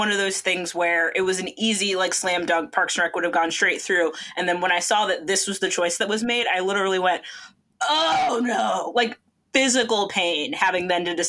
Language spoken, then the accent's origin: English; the South, United States; I grew up in the South.